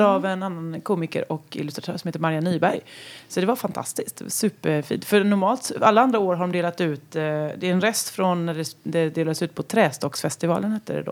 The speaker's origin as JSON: {"language": "Swedish", "area": "western Småland", "region": "Kronoberg County", "country": "Sweden", "also_born_or_lived": "Halland", "moved": "yes", "lives_now": "Ysby, Sweden", "said": "jag kom ju från västra Småland"}